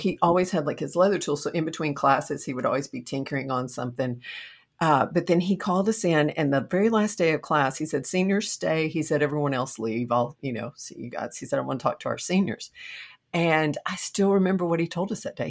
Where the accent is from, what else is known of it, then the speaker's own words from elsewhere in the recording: Buckholts, Texas, United States; I grew up in a very small town in Texas, Buckholz, Texas.